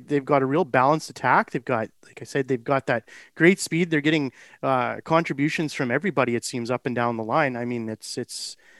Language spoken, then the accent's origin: English; Canada; Lesson learned, but it's one of those things being a Canadian.